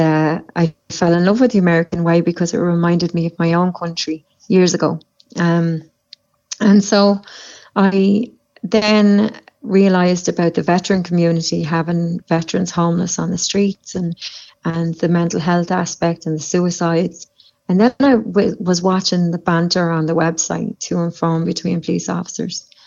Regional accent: Dublin, Leinster, Ireland; moved away; I come from Dublin in Ireland, and I have family in law enforcement in Ireland

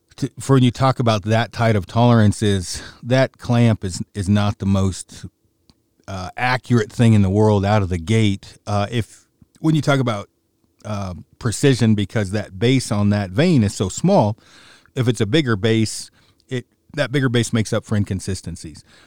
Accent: Oregon, United States; moved away; my hometown, sort of, state in Oregon

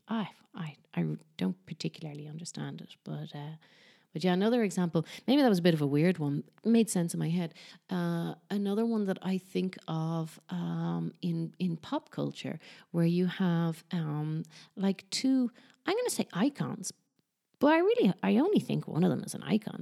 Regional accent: Ireland; now in Barcelona, Spain; I'm from Ireland, but I live in Barcelona

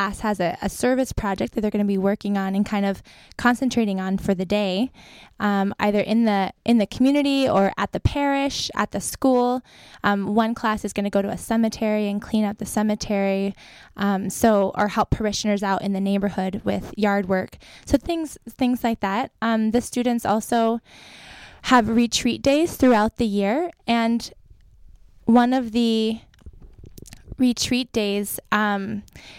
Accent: Tehachapi, California, United States; moved away as an adult; now in Sacramento, United States; I grew up in Tehachapi, California.

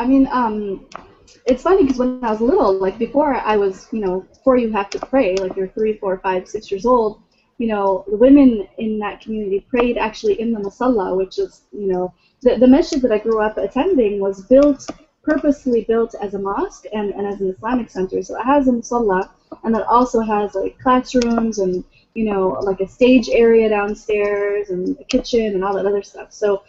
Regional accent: Lansing, Michigan, United States; born there; No, I was born in Lansing.

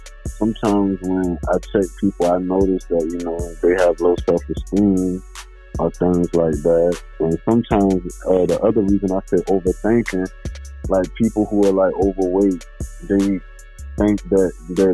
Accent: Georgia, United States; I'm from Georgia.

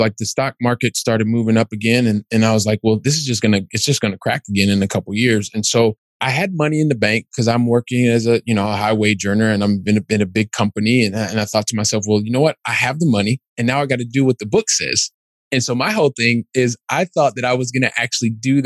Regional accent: Columbus, Ohio, United States; moved away as an adult; now in Europe; I'm originally from Columbus, Ohio.

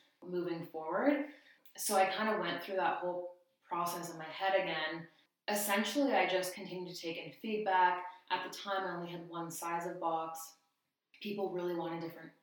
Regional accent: Ontario, Canada; moved away as an adult; also born or lived in Victoria, BC; now in Abbotsford, Canada; I grew up in Ontario.

